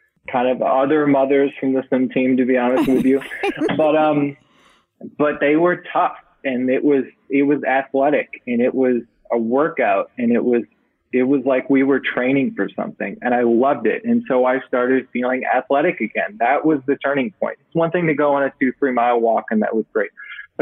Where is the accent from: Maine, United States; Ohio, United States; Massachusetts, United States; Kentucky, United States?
Massachusetts, United States; growing up in Massachusetts, I remember sitting on the floor of our living room with my mother watching the Boston Marathon.